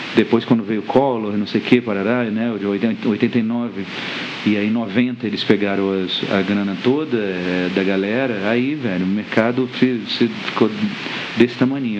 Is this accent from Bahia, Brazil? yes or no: no; Brasília, Federal District, Brazil; a gente tinha vergonha de falar que a gente era de Brasília